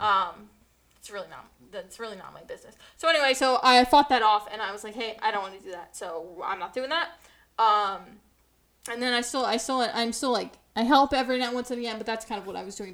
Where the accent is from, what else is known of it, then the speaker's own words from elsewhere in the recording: New Jersey, United States; New Jersey